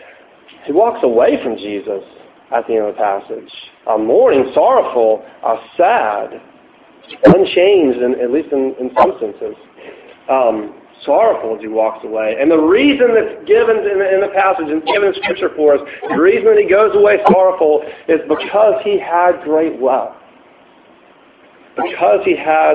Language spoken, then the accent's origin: English; United States; an American living in today's culture